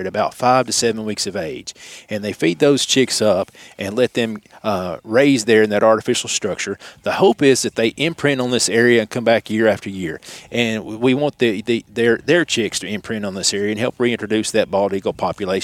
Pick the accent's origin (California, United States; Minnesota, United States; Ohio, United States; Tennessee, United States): Tennessee, United States; Nashville; also born or lived in Clarksville, Tennessee; I was born in Clarksville, Tennessee, and then moved to Nashville, grew up in Hermitage on the east side of Nashville